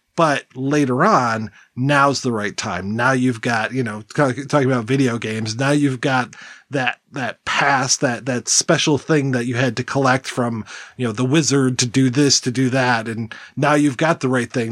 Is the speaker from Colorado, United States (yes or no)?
no; Detroit, Michigan, United States; I'm from Detroit and we listen to a lot of Canadian radio stations